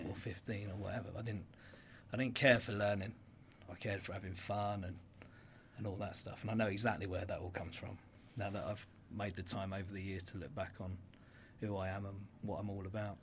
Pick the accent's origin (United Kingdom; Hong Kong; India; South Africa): United Kingdom; Brighton, South East England; I grew up in Dixon Rise, Brighton.